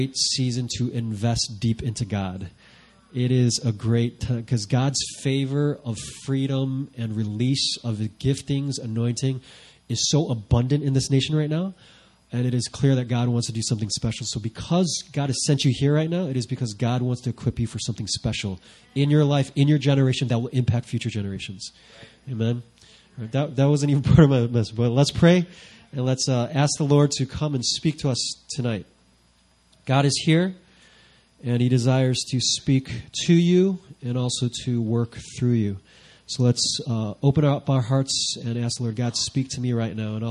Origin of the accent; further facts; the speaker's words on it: Chicago, Illinois, United States; moved away as an adult; also born or lived in Vancouver, Canada / Sydney, Australia; now in South Korea; I'm originally from Chicago